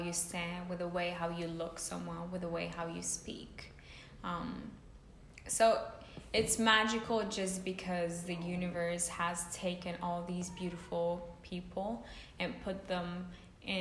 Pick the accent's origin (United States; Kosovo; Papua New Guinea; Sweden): Kosovo; moved away; I'm from Kosovo, for people who don't know, which is a country in the Balkans